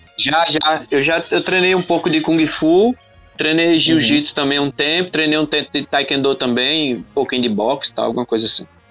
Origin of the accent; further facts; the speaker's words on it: João Pessoa, Paraíba, Brazil; Sou, sou daqui de João Pessoa, Paraíba